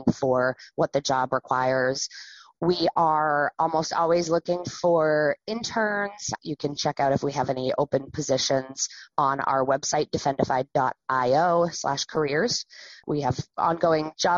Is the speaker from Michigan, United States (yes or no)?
no; Wells, Maine, United States; I grew up around the Wells area